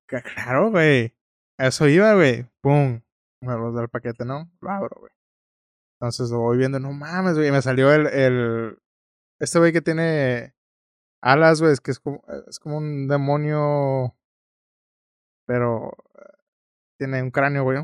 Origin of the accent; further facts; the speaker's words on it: Mexico; tú lo ves como mexicano